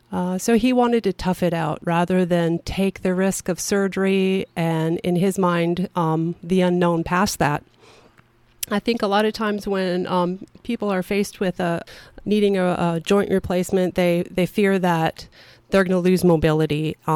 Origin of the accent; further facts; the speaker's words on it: Minnesota, United States; also born or lived in Vancouver Island; I was born in northern Minnesota my dad was in the military, and I spent time on Vancouver Island.